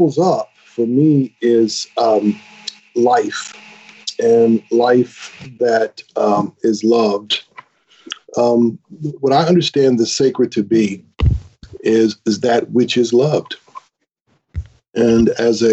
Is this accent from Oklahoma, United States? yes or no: no; Grand Rapids, Michigan, United States; I was born and raised in Grand Rapids, Michigan, in the United States